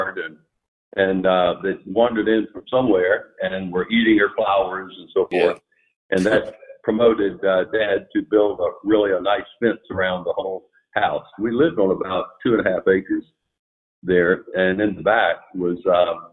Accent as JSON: {"language": "English", "town": "Rincon", "region": "Georgia", "country": "United States", "tie": "born or raised there", "also_born_or_lived": "Savannah, Georgia", "said": "growing up in Rincon was a treat"}